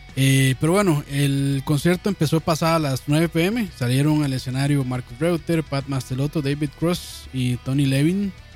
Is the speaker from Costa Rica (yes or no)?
yes; Costa Rica; yo como buen tico